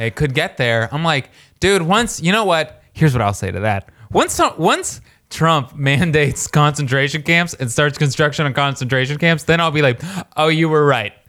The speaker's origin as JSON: {"language": "English", "town": "Warsaw", "region": "Indiana", "country": "United States", "said": "I'm from Warsaw, Indiana"}